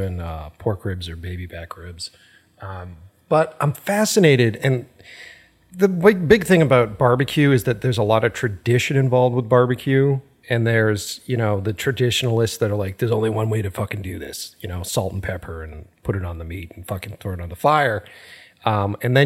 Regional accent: Boston, Massachusetts, United States; moved away as an adult; now in Glendale, United States; I'm originally from Boston, so East Coast

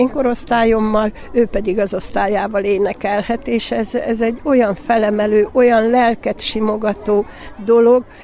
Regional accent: Pocsaj, Hajdú-Bihar, Hungary; now in Budapest, Hungary; Én egy kis településen, Hajdubihar megyében születtem, Pocsaj nevű községben

